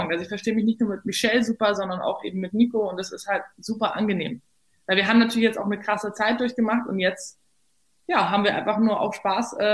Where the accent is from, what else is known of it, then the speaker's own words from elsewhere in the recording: Berlin, Germany; waschechte Berlinerin. Dachte mir dann so ganz pragmatisch, naja, ist doch super, weil wenn ich dann nach Hause geschickt werde, habe ich es nicht so weit.